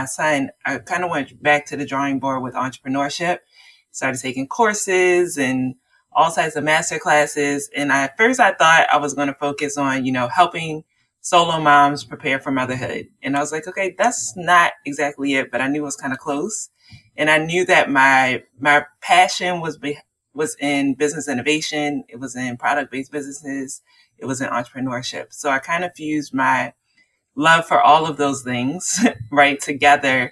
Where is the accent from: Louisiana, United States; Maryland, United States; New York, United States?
Maryland, United States; Baltimore; I'm from Baltimore, Maryland